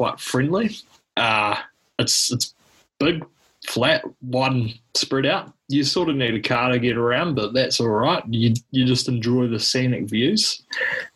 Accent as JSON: {"language": "English", "town": "Whitby", "region": "Wellington", "country": "New Zealand", "tie": "born or raised there", "said": "I grew up in Whitby, regrettably."}